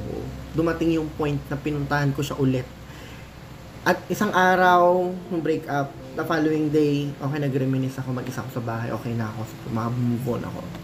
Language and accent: Tagalog; Manila, Metro Manila, Philippines; taga Manila ako. Paco